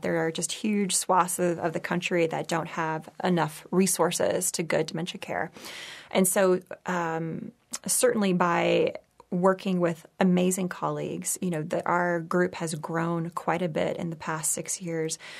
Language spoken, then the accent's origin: English; Texas, United States; moved away; also born or lived in San Francisco; I grew up in Texas